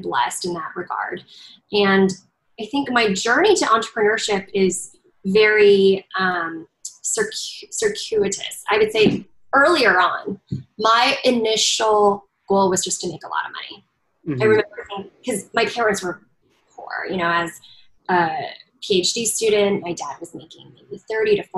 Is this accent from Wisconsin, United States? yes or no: no; Southern California, United States; also born or lived in Chengdu, China; I grew up in Southern California after moving there when I was 4 and a half.